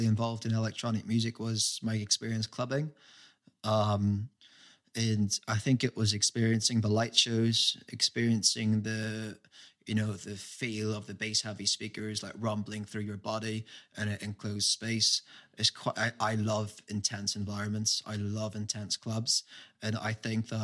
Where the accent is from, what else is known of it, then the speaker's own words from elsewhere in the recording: Derry, Northern Ireland, United Kingdom; moved away as an adult; now in London, United Kingdom; When I was growing up in Derry